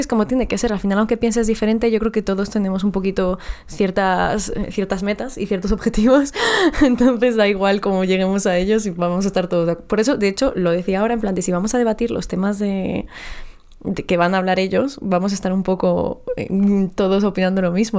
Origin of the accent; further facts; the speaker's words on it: Mexico; now in Madrid, Spain; yo no nací aquí